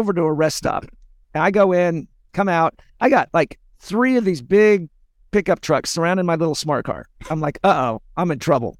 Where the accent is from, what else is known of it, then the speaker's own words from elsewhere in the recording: United States; I'm an American